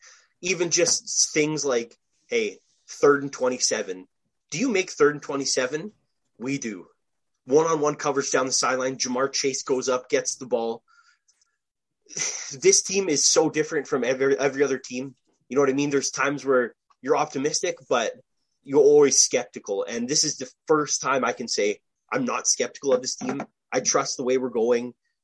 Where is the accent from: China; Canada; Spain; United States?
Canada; even just being a Canadian